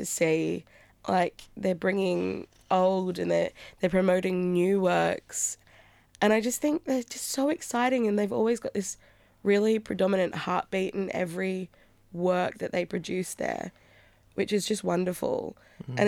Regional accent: Sydney, New South Wales, Australia; also born or lived in Perth; I grew up in Sydney and went over to Perth for 4 years to study.

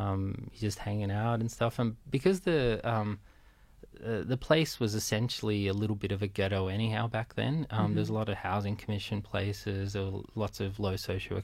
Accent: Cabramatta, New South Wales, Australia; also born or lived in Romania / Melbourne; by the time I was five, I grew up in Cabramatta

